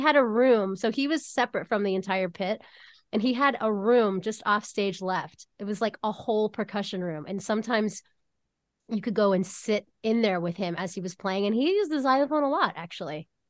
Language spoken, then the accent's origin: English; Pittsburgh, Pennsylvania, United States; I was coming here from Pittsburgh, Pennsylvania every summer